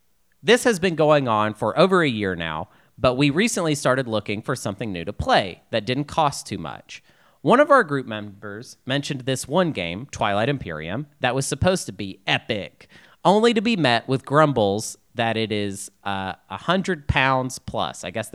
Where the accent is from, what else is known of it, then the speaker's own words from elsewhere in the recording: Pine Bluff, Arkansas, United States; born there; I was born in Jefferson County Hospital in Pine Bluff, Arkansas